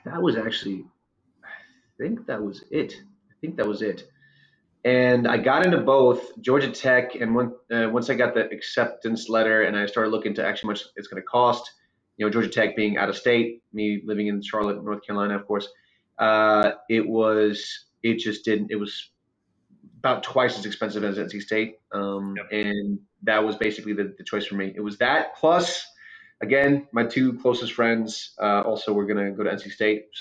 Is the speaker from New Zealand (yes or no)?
no; Ukraine; moved away; I'm from Ukraine originally. And so I came here with my mom